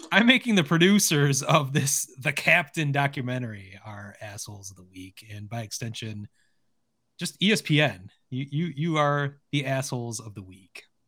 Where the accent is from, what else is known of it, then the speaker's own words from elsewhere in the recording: Detroit, Michigan, United States; now in Lansing, United States; being born and raised in Detroit